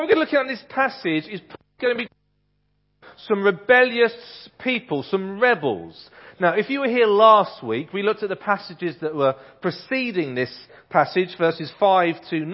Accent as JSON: {"language": "English", "town": "Ipswich", "region": "East of England", "country": "United Kingdom", "tie": "born or raised there", "said": "I grew up in Ipswich. I went to a primary school called Gusford Primary School in Ipswich"}